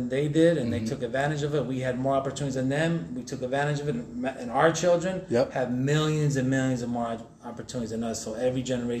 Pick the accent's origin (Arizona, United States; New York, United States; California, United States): Arizona, United States; Chandler; also born or lived in Detroit, Michigan; I was born in Detroit, Michigan. Detroit? The D. Yeah. Raised out here in Chandler, Arizona, so from the Motown to the C-Town